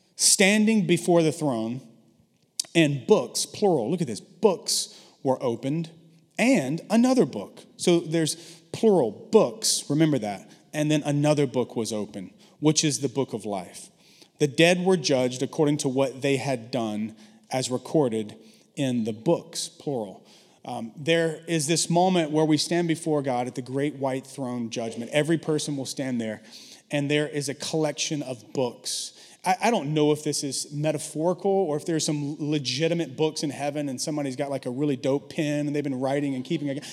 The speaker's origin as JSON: {"language": "English", "region": "the South", "country": "United States", "tie": "born or raised there", "moved": "yes", "lives_now": "San Francisco, United States", "said": "I grew up in the South."}